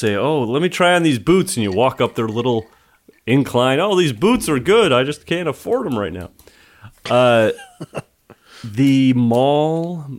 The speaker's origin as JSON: {"language": "English", "town": "Rochester", "region": "New York", "country": "United States", "tie": "born or raised there"}